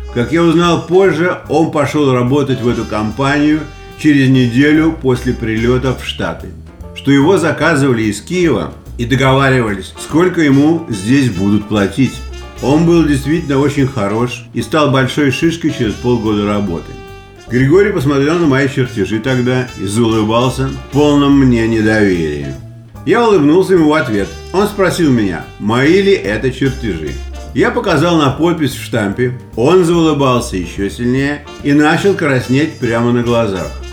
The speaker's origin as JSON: {"language": "Russian", "region": "Saint Petersburg", "country": "Russia", "moved": "as an adult", "lives_now": "United States", "said": "я из Питера"}